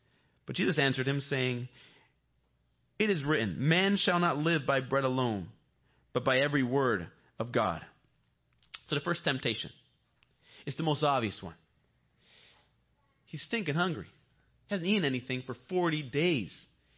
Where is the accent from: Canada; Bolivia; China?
Bolivia; When I was growing up in Bolivia, all the girls wanted me to speak English.